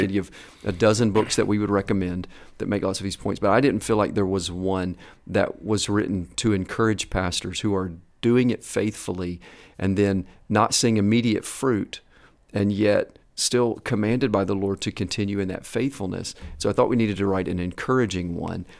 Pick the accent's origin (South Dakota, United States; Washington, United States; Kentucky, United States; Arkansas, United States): Kentucky, United States; also born or lived in Atlanta, Georgia; I grew up primarily in Kentucky